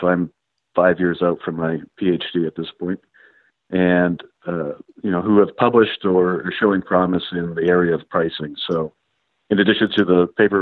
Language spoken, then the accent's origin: English; Maine, United States; I grew up in Maine